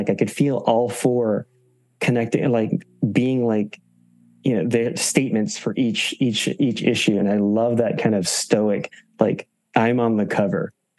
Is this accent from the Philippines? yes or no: yes; Philippines; You know, just because I'm Filipino, and also for me, representation does matter.